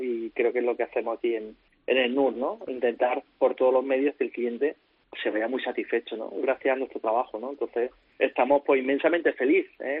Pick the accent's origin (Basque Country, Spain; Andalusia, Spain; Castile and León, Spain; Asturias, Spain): Andalusia, Spain; Córdoba; also born or lived in Valencia; yo puedo estar en mi ciudad, con mi gente, en mi tierra